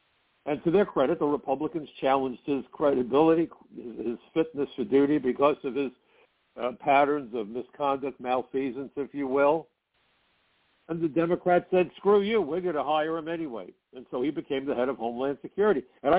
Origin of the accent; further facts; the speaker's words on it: New York City, New York, United States; where I come from, and I'm from Brooklyn